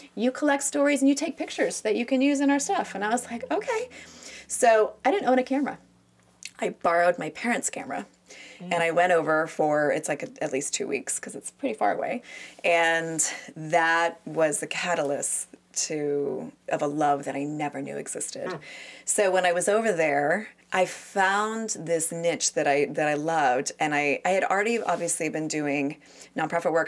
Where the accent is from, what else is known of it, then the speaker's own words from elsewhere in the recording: United States; I'm an American